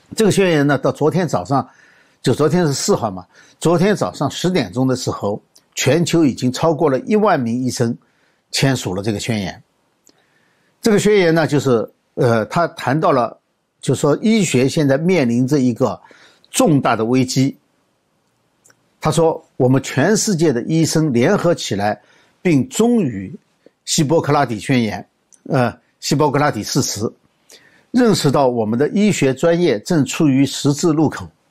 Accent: China; 我们中国人

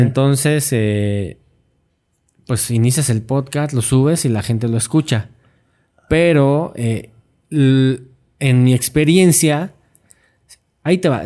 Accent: Mexico City, Mexico; yo nací aquí en Ciudad de México. Soy chilango

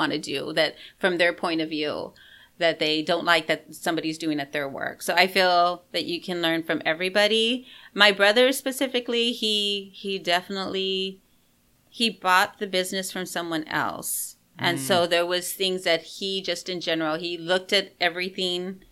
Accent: San Antonio, Texas, United States; now in Fayetteville, United States; I'm originally from Texas, from San Antonio, so I thought about there because I have my family there

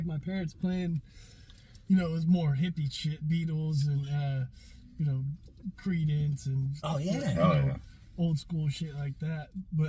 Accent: Portland, Oregon, United States; I was born right off of King Road

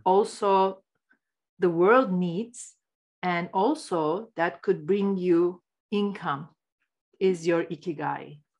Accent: Istanbul, Turkey; moved away as an adult; now in Canada; I'm from Istanbul, Turkey. I was born there and I lived there until I was uh, mid 30s

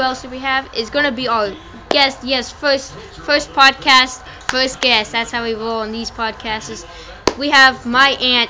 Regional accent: Colorado, United States; now in California, United States; I'm originally from California, but I moved to Colorado when I was young

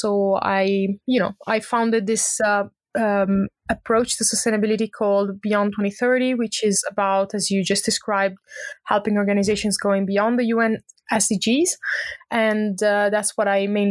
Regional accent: Italy; moved away as an adult; also born or lived in Lund, Sweden; now in Stockholm, Sweden; I'm originally from Italy, but I've been based in Sweden for the last 10 years.

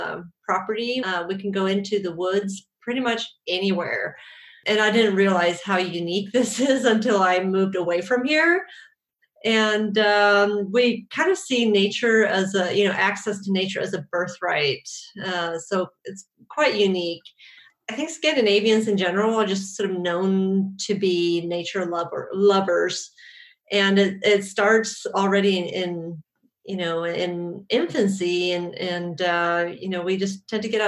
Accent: Sweden; I was born and raised in Sweden

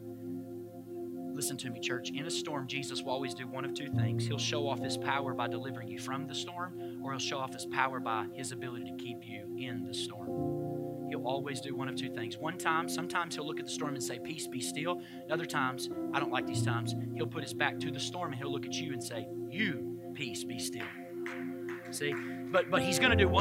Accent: United States

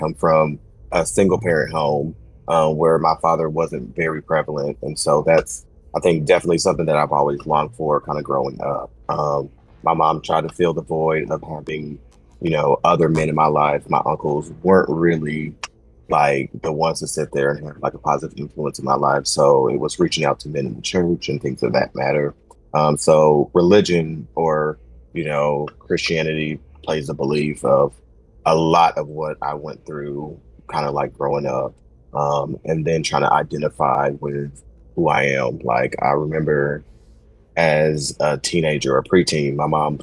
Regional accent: Kansas City, United States; also born or lived in Oklahoma; I'm originally from Kansas City, spent some time in Oklahoma, and then moved back

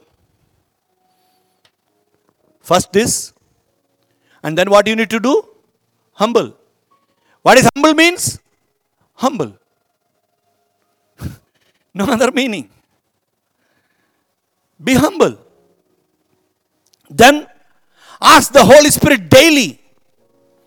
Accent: India; there only we are Indian.

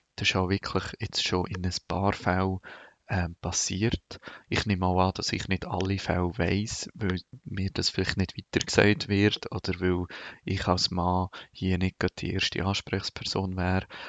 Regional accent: Lucerne Hinterland, Switzerland; ich bin im Luzerner Hinterland aufgewachsen

